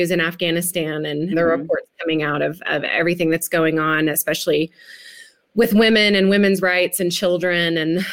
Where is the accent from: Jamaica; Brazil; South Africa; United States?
United States; West Tennessee; I grew up in Tennessee, so West Tennessee